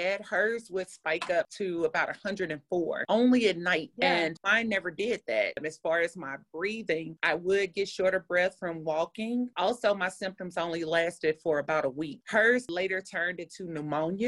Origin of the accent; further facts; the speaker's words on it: St. Louis, Missouri, United States; I'm from St. Louis